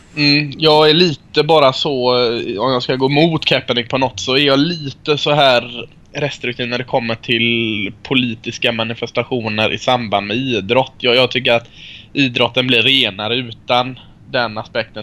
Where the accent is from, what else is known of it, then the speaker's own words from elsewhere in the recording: Sweden; Jag är från Sverige.